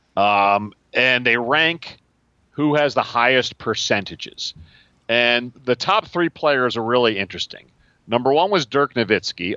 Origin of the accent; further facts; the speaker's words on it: Washington, District of Columbia, United States; I grew up in Washington